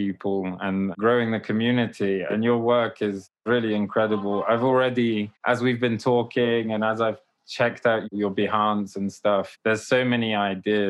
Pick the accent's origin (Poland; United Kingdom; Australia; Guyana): Poland; moved away; I'm from Poland. I was born in Poland